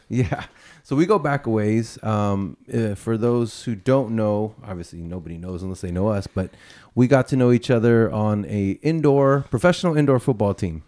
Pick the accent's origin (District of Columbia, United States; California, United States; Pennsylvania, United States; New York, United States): California, United States; San Jose; I grew up on the east side, mm-hmm. but since my parents didn't want me to get involved in the gangs and all right. that, they sent me to private school. And there was only one private school in the entire east side of San Jose